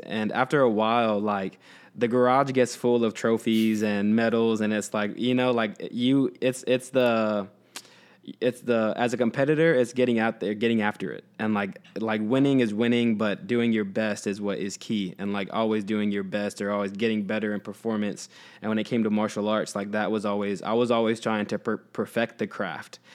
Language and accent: English; Houston, Texas, United States; I grew up in Texas